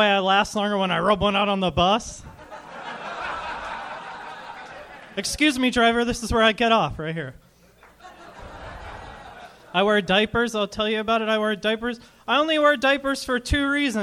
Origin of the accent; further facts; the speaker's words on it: Providence, Rhode Island, United States; moved away as an adult; now in Los Angeles, United States; Rhode Island